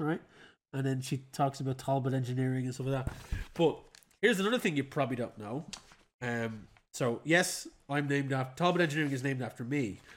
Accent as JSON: {"language": "English", "country": "Ireland", "said": "as an Irishman"}